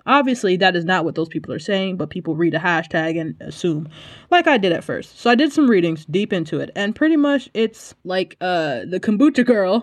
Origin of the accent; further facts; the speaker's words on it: United States; now in South Korea; I'm American